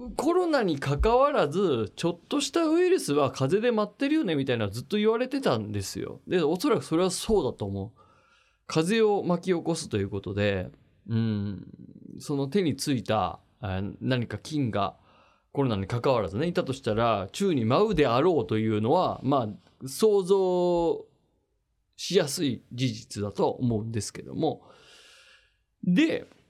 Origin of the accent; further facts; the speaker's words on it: Machida, Tokyo, Japan; 幼稚園小中高大と全部町田で町田育ち